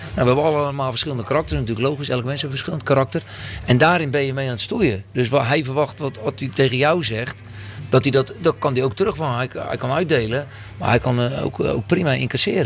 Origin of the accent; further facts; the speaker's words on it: a small village near Oud-Beijerland, about 40 km from Rotterdam, South Holland, Netherlands; ik kom uit een klein dorpje bij Oude Horen.